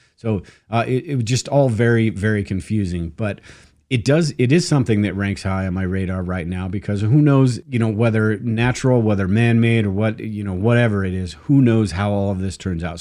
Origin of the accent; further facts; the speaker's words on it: United States; us as Americans